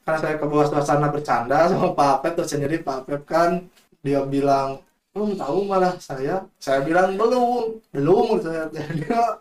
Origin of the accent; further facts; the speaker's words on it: West Java, Indonesia; saya kan orang Sunda asli ya